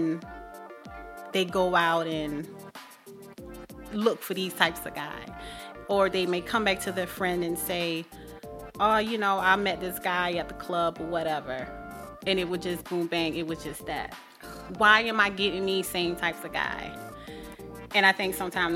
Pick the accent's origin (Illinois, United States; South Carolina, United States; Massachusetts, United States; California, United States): South Carolina, United States; moved away; I'm from South Carolina. So that's where I originally started from